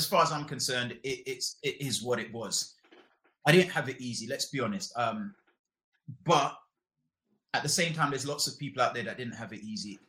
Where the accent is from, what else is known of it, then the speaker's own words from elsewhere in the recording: London, United Kingdom; also born or lived in Jamaica; I moved to London to live with my mom.